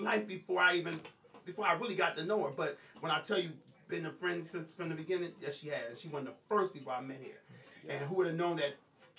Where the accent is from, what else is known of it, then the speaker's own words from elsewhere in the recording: East Coast, United States; I'm from the East Coast.